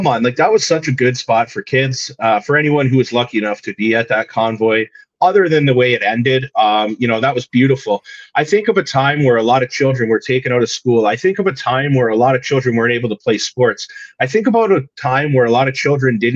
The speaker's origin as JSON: {"language": "English", "area": "Niagara", "region": "Ontario", "country": "Canada", "said": "I'm from Niagara"}